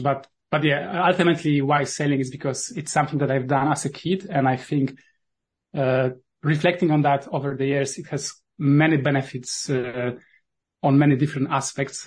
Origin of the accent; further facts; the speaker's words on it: Poland; accent: Polish; first language Polish; English is a second language; my native language is polish